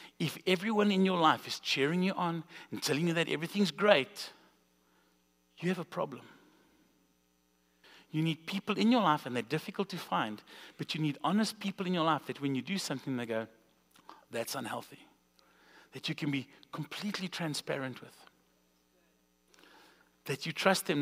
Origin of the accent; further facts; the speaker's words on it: South Africa; now in Springfield, United States; we're from South Africa, if you didn't catch the accent